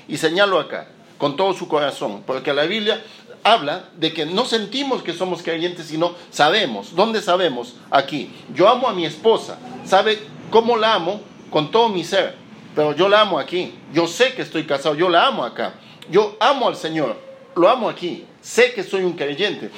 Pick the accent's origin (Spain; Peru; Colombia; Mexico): Peru; Lima; moved away as an adult; now in Chile; yo nací en Lima, en Perú, en el año 1975